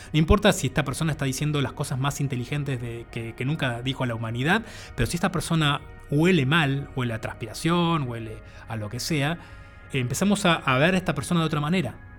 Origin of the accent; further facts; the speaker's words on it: Buenos Aires, Argentina; originalmente soy del barrio de Boedo, en Buenos Aires